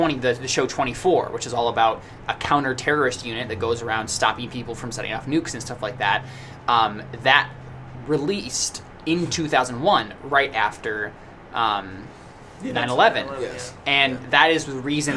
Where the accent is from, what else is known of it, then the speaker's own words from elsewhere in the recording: United States; us as American citizens